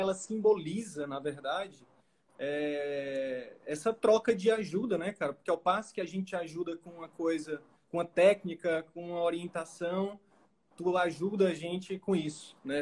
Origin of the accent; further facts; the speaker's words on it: Northeast Region, Brazil; moved away; Eu vim do Nordeste, sou do Nordeste com muito orgulho